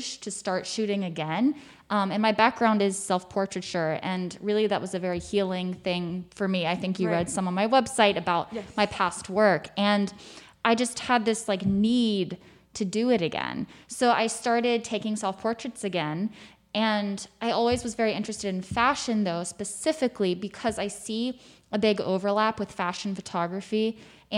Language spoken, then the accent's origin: English; South Carolina, United States; moved away as an adult; now in New York, United States; I'm from South Carolina. I'd gone to school in North Carolina